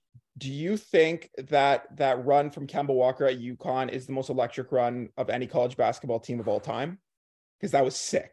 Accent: Canada; growing up in Canada

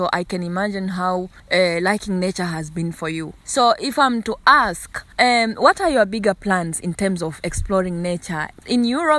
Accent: Kilimanjaro, Tanzania; moved away; I come from Kilimanjaro. I was born there in that particular region.

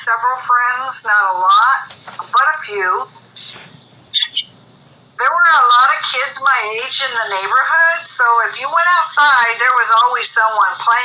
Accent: Inglewood, California, United States; I was born in Inglewood, California

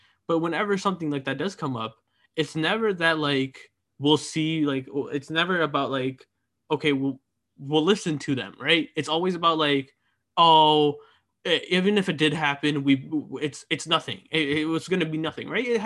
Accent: United States; being part of the generation that has to grow up here in America

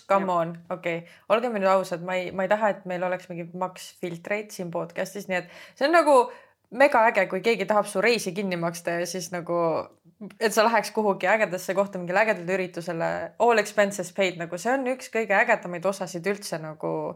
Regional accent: Estonia; now in Tallinn, Estonia; põline maakas, kes tuli Tallinnasse tegelikult ma olen eluaeg käinud Tallinnas koolis

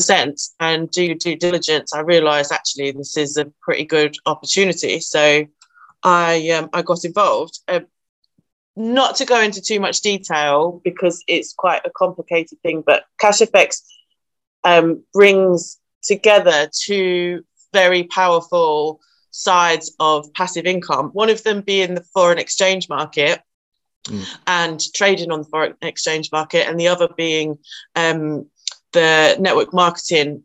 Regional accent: Nottinghamshire, East Midlands, United Kingdom; I am from Nottinghamshire

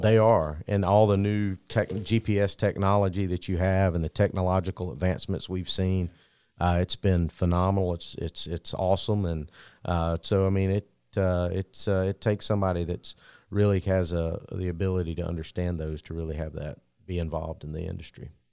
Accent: Ocilla, Georgia, United States; Jay's from my hometown, from Osceola, Georgia

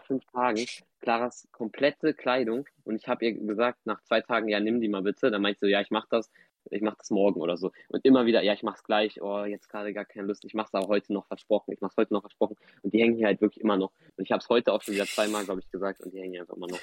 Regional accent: Hamburg, Germany; in Hamburg zur Schule gegangen die ganze Zeit

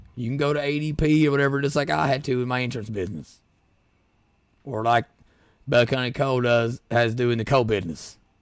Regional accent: Rural Kentucky, United States; We're from Royal Kentucky

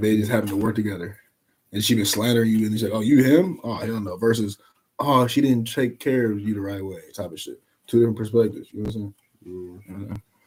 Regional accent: Indianapolis, Indiana, United States; moved away; back in the city, back in my hometown.

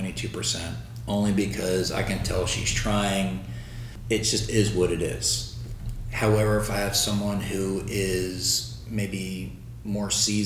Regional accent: Baltimore, Maryland, United States; moved away as an adult; now in Lakeland, United States; Baltimore, Maryland, like the D.C. Baltimore area.

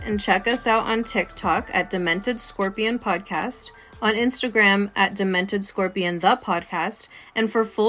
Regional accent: Ojai, California, United States; We're both Latinas with a culture-rich background, and we were born and raised in Ojai, California

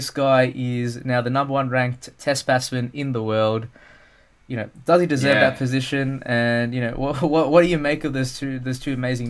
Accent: Australia; I'm an Australian of Sri Lankan background

